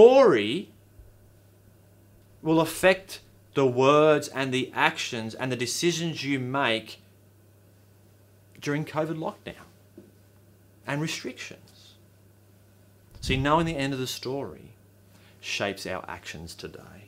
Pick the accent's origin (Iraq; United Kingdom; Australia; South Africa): Australia; I'm an Aussie